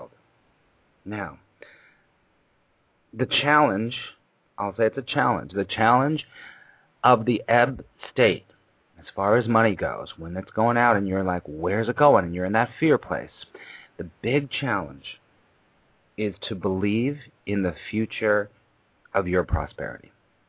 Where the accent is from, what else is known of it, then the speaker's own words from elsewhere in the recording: Los Angeles, California, United States; now in New York, United States; I moved to New York, because I grew up in Los Angeles